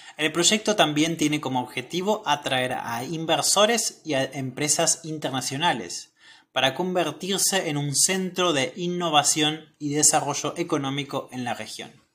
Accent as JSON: {"language": "Spanish", "country": "Argentina", "said": "soy de Argentina"}